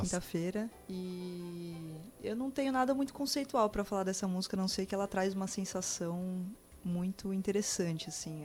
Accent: São Paulo, Brazil; moved away as an adult; now in Campo Grande, Brazil; eu sou de São Paulo, né? Nasci lá, vim para cá, para Campo Grande há quatro anos.

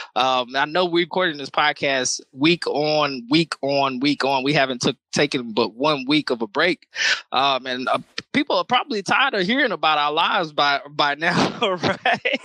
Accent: Nacogdoches, Texas, United States; now in Austin, United States; my hometown of Nacogdoches, Texas

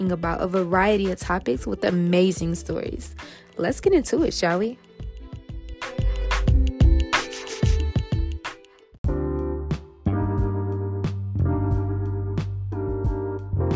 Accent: Detroit, Michigan, United States

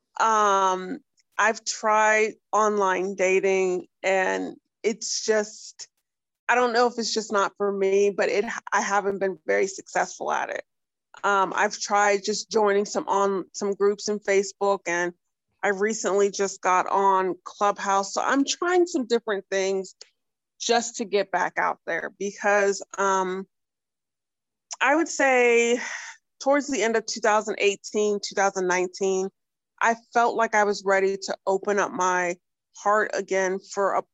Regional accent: Northeast Ohio, United States; I'm from Northeast Ohio, so I'm about an hour from Cleveland, hour from Pittsburgh.

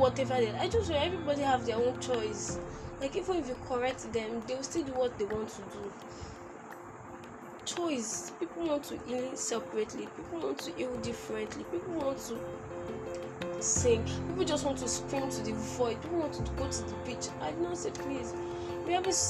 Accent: Nigeria

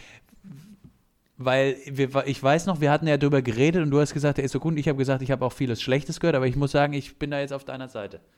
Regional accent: Bavaria, Germany; Gerade als Bayer

